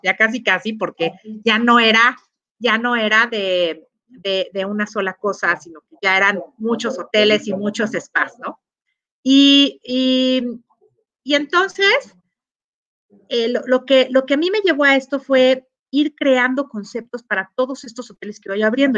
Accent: Mexico; como mexicanos

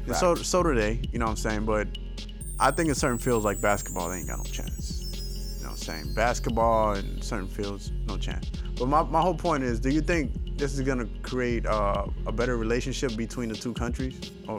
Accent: United States; I'm American.

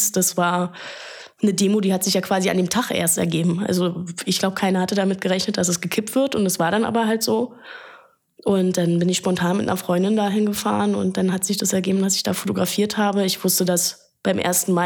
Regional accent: Berlin, Germany; born there; als geborene Berlinerin.

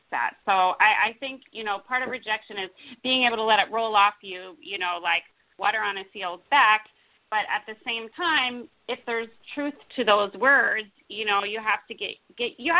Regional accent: United States; also born or lived in New York City / Los Angeles; now in Napa Valley, United States; I grew up outside of Washington, D.C.

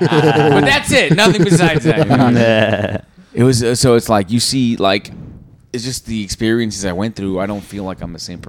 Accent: New York City, New York, United States; Especially because I grew up in Jackson Heights.

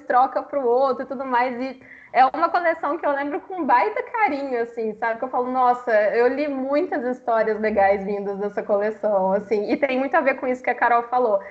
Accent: Minas Gerais, Brazil; eu tenho 29 anos, sou mineira

